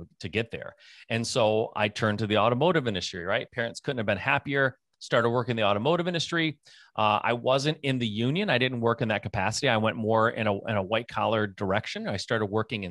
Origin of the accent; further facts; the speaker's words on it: Michigan, United States; I'm a Michigan born and raised kid.